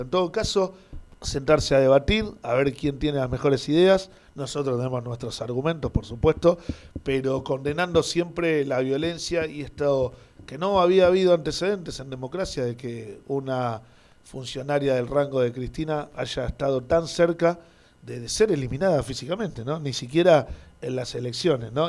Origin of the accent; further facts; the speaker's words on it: Argentina; como argentino.